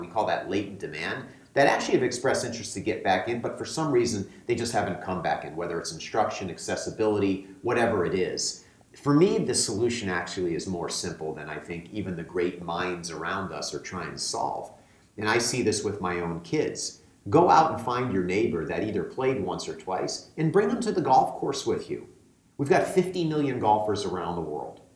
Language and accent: English; United States; moved away; I grew up playing competitive golf back on the East Coast, I'm from the New York, Connecticut area originally.